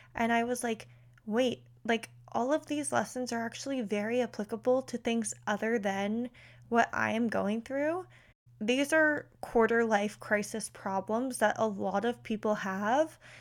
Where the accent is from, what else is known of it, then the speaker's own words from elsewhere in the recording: West Chester, Pennsylvania, United States; I'm from Westchester, Pennsylvania, which is about thirty-five minutes outside of Philly